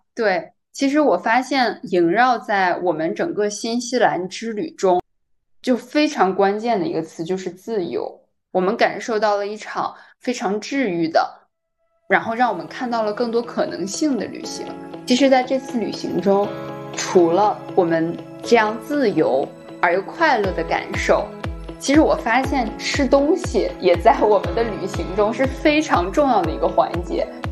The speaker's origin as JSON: {"language": "Chinese", "country": "China", "said": "我是中国人，我听不懂韩语"}